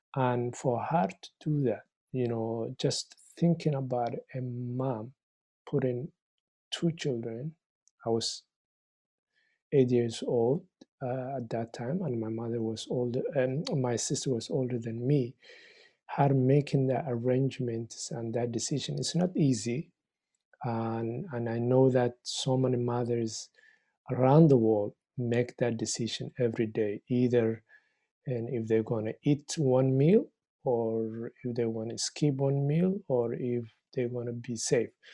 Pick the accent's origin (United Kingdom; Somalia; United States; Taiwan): Somalia; also born or lived in Egypt / Winnipeg, Canada; now in Victoria, Canada; I'm a, originally from Somalia